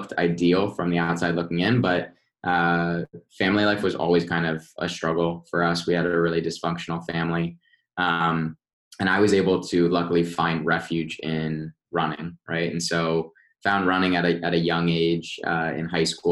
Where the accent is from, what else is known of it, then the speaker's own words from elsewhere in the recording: Westfield, United States; I grew up in Westfield